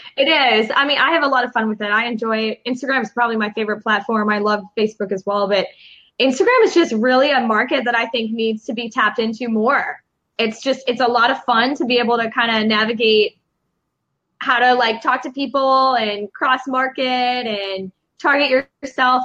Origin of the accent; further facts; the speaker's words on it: Chicago, Illinois, United States; now in Los Angeles, United States; I'm from Chicago.